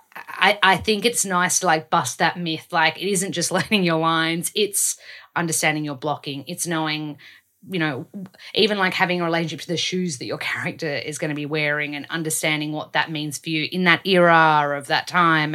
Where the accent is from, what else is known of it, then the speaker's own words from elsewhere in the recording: Australia; accent: Aussie; I don't wanna lose my Aussie accent.